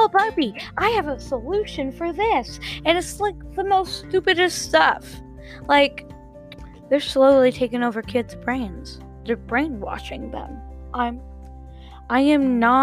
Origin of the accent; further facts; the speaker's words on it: Ohio, United States; I'm from Ohio